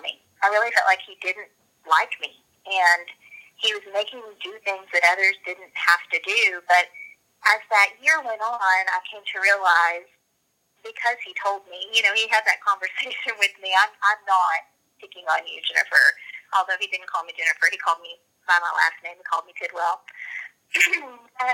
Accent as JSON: {"language": "English", "town": "Empire City", "region": "Oklahoma", "country": "United States", "tie": "born or raised there", "also_born_or_lived": "Duncan, Oklahoma", "said": "I grew up in Empire City, Oklahoma. I was born in Duncan and grew up my entire life right there in Empire"}